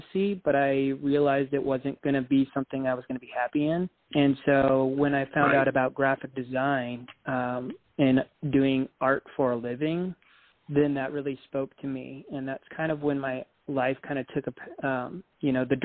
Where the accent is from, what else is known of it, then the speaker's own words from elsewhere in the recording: Council Bluffs, Iowa, United States; also born or lived in Los Angeles; now in Atlanta, United States; I'm originally from Iowa, Council Bluffs, Iowa